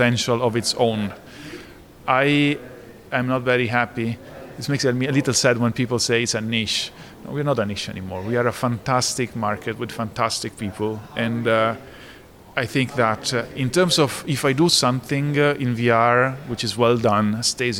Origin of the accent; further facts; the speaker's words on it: Italy; accent: strong Italian; my accent, it's an indication that I was born in Italy